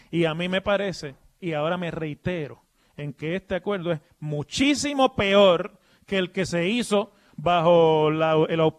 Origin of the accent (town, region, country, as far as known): Ciales, Puerto Rico; born or raised there; now in Vega Alta, Puerto Rico